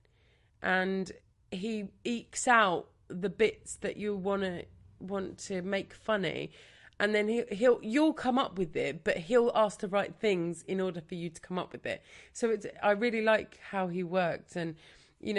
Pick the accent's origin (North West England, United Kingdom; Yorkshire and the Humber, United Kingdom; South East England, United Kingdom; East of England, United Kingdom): South East England, United Kingdom; Brighton; I'm from Brighton, so I grew up here